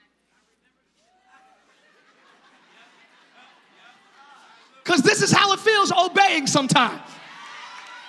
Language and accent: English; New Jersey, United States; now in Orlando, United States; I'm not from Florida. I'm from Jersey.